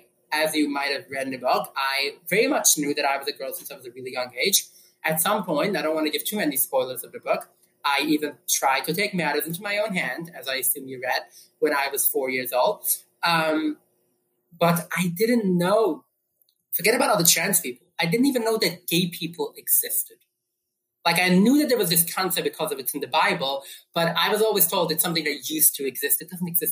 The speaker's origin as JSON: {"language": "English", "town": "New York City", "region": "New York", "country": "United States", "tie": "born or raised there", "said": "I grew up in New York City"}